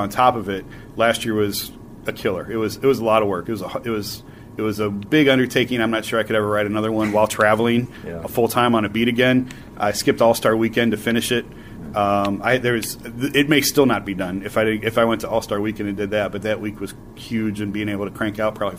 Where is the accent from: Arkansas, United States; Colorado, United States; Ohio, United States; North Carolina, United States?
Ohio, United States; Northeast; I'm from Northeast Ohio